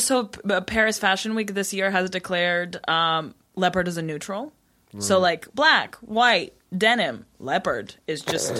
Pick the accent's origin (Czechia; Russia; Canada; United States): Russia; now in United Kingdom; I was born in Russia.